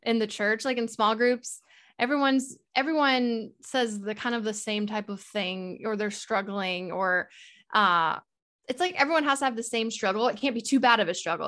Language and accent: English; Texas, United States; I'm from Texas